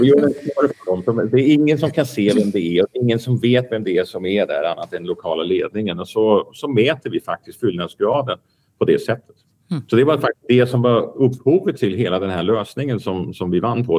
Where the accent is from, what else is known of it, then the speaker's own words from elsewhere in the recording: Denmark; moved away; also born or lived in Belgium; jag kommer från Danmark